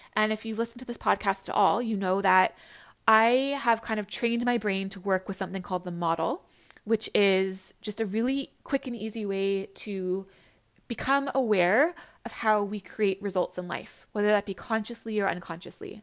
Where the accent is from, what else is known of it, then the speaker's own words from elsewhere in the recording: Canada; I'm from Canada. I grew up in Canada